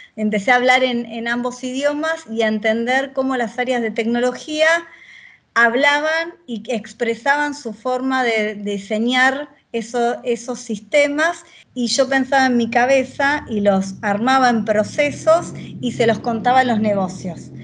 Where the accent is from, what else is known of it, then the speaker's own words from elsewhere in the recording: Victoria, Buenos Aires Province, Argentina; Viví toda la vida en Buenos Aires, soy oriunda de, de, Buenos Aires, vivo en la provincia de Buenos Aires, aunque nací en Capital Federal